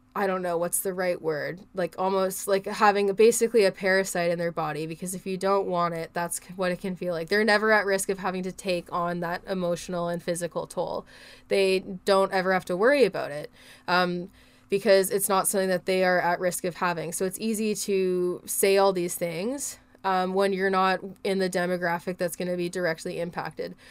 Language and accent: English; Canada; I'm a Canadian